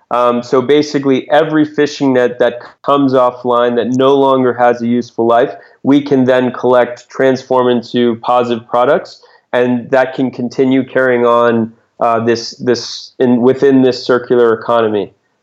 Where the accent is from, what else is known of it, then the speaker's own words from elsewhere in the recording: New England, United States; When I grew up in New England, a common small fish